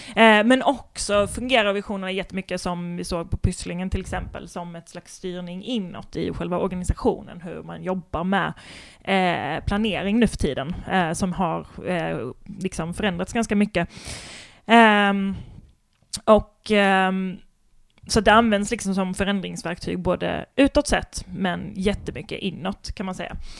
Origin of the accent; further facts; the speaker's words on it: Kristianstad, Skåne, Sweden; Kristianstad, där jag kommer ifrån